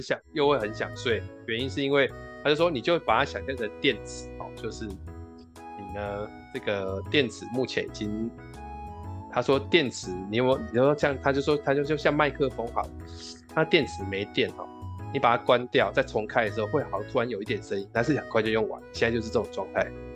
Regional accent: Tainan, Taiwan; also born or lived in Guishan, Taoyuan; now in Taoyuan, Taiwan; 我回台南，因为我们家是吃素的，然后我们家离市场都有很远的距离，所以我们那边是比较偏僻，所以相对起来不是属于那种比较市集的地方，年味就比较淡

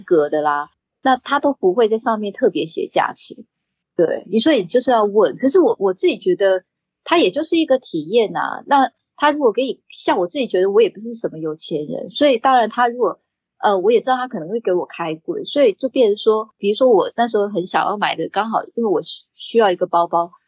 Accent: Taiwan; 因为我是在台，台湾长大的嘛

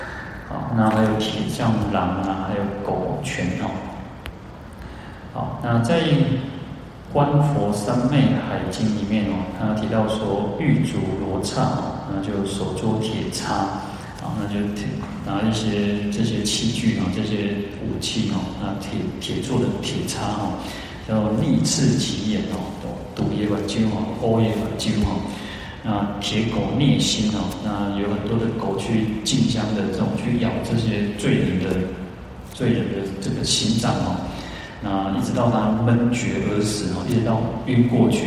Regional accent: Taiwan; 我我们的祖先从从大陆来到台湾，啊，到我已经是到第七代了，啊，到我到第七代嘛。

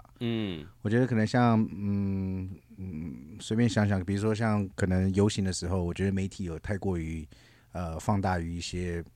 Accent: Taiwan; 我自己本身也喜欢旅行，所以每次在旅行，我介绍我是台湾来的时候，我都会说我们是全亚洲第一个

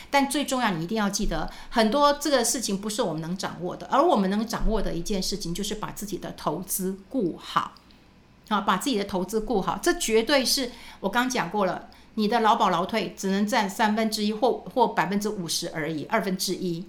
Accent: Taiwan; 那是不是我们台湾人都很保守啊？

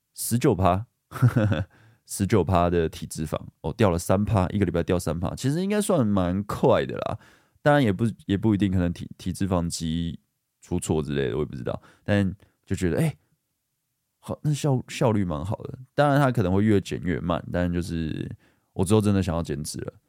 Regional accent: Guishan, Taoyuan, Taiwan; 我也是桃园人，我说，哦，桃园人吗？桃园龟山

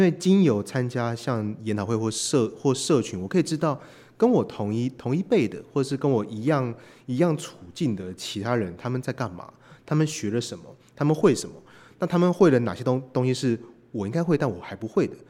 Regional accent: Taiwan; 我们是来自台湾的

